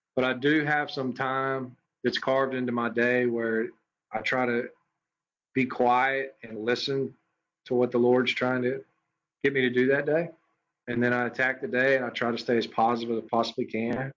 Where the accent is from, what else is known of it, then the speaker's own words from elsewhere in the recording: Madison, Mississippi, United States; moved away as an adult; also born or lived in Hammond, Louisiana; now in Meridian, United States; I am born and raised in Madison, Mississippi